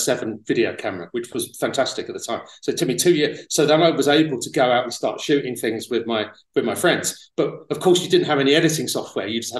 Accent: Tunbridge Wells, South East England, United Kingdom; moved away as an adult; also born or lived in London; I was born in London, but when I was 5 years old, my parents moved out to Kent. So I was in Tunbridge Wells in Kent when I was from 5 to about 19.

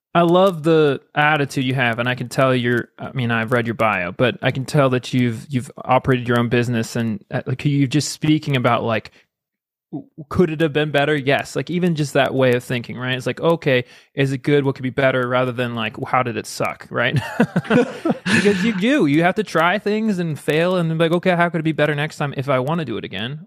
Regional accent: United States; I'm American

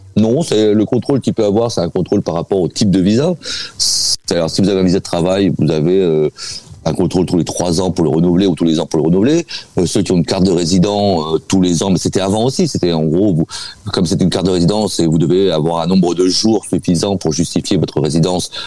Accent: France; now in Russia

